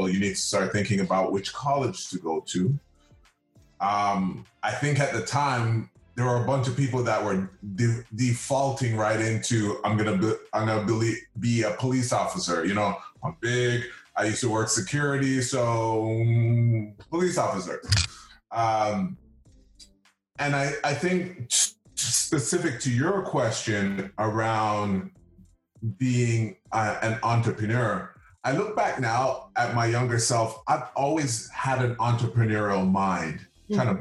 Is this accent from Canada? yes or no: yes; Toronto, Ontario, Canada; I am from the community of Rexdale